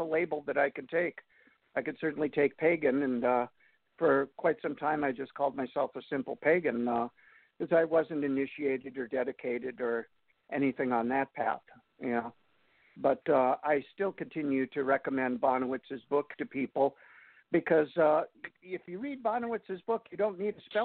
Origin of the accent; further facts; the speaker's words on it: Upper Peninsula of Michigan, United States; moved away as an adult; also born or lived in Ann Arbor, Michigan; now in Chicago, United States; once a Youper, always a Youper